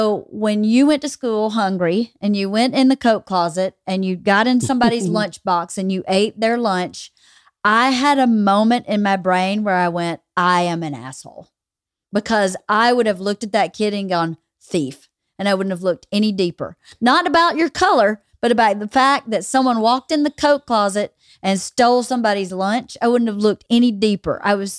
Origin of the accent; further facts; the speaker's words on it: California, United States; So I grew up in Southern California.